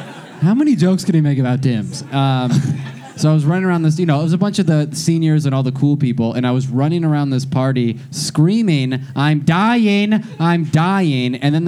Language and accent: English; Scottsdale, Arizona, United States; I grew up in Scottsdale, Arizona.